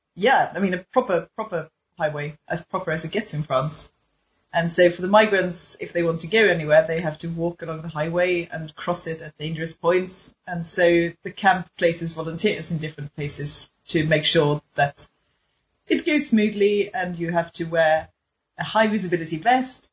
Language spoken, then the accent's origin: English; Sweden; my Swedishness